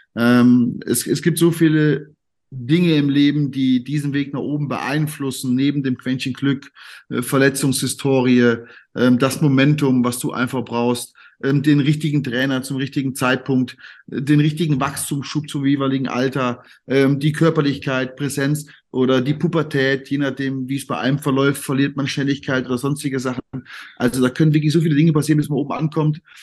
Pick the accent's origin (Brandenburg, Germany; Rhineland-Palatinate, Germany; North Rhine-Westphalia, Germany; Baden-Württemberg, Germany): North Rhine-Westphalia, Germany; Siegen; also born or lived in Cologne; Und ich bin ja, ich bin ja eigentlich gebürtiger Kölner. Äh, meine Eltern kommen ja beide aus dem Siegerland. Ja. Und dann bin ich mit viereinhalb, also ich weiß es nicht mehr, aber bin ich anscheinend zurück ins Siegerland gezogen. Und von daher habe ich ja dort meine ganze Jugend und meine ganze Kindheit verbracht